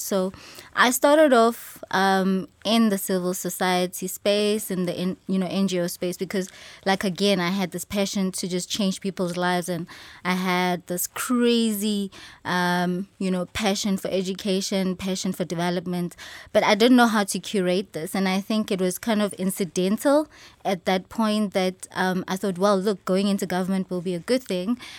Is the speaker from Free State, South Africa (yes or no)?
no; Johannesburg, Gauteng, South Africa; I am born and raised in Soweto